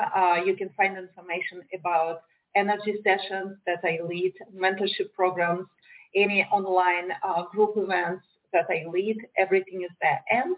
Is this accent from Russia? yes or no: yes; Russia; moved away as an adult; also born or lived in Moldova / St. Petersburg, Russia / Moscow, Russia / New York, United States; now in Miami, United States; I was born in Moldavia. It's a former USSR country. And in the 1990s, when USSR was falling apart, we moved to a small town in Russia. And I never felt like I belonged there. It was a small rural area with a very narrow, for me, mindset.